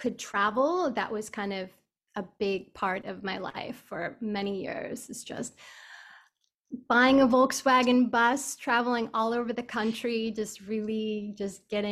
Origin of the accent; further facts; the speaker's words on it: Buffalo, New York, United States; I grew up in Buffalo, New York